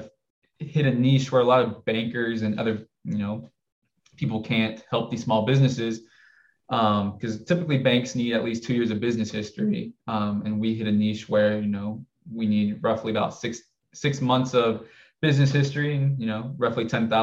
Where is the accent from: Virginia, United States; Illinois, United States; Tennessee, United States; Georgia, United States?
Tennessee, United States; also born or lived in Chattanooga / Memphis / Thompson's Station / Brentwood; I was born in Chattanooga. So I'm a Tennessee native